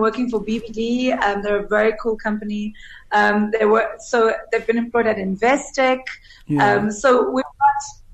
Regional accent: South Africa

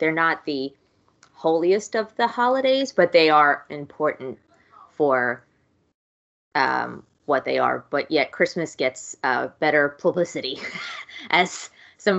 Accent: New York, United States; I grew up here in New York

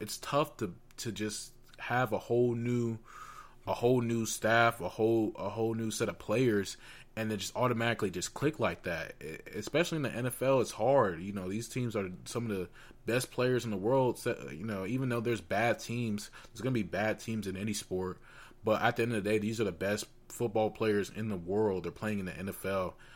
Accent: Atlanta, Georgia, United States; moved away; I'm, I was from Atlanta, or I am from Atlanta

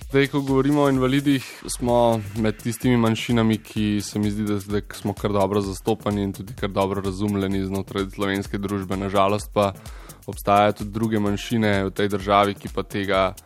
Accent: Slovenia; Slovenci smo

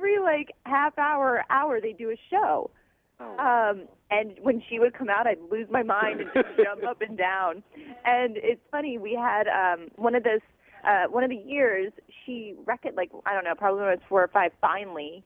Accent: New Jersey, United States; I'm from Jersey

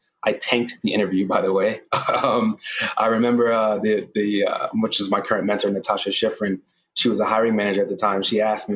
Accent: New York City, New York, United States; originally I'm born and raised from New York, Brooklyn specifically

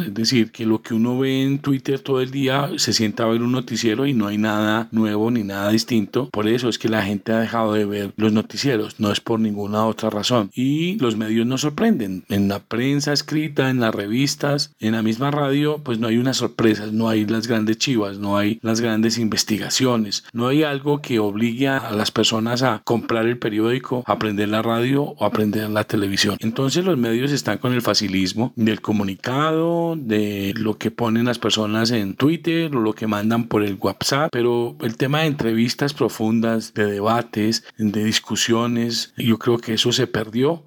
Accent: Colombia

